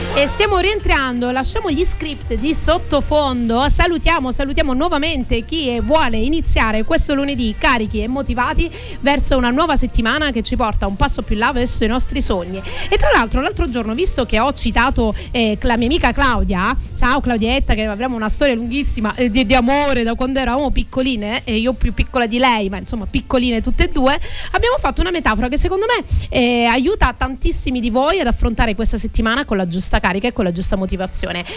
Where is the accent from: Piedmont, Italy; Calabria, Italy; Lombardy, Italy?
Calabria, Italy; Crotone; now in Sicily, Italy; Oggi ci stanno ascoltando dalla mia città d'origine